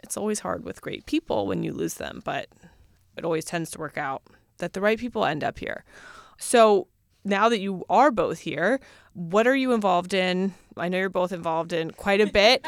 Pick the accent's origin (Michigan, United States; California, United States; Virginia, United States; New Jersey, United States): Virginia, United States; Northern; I'm from Virginia, but Northern Virginia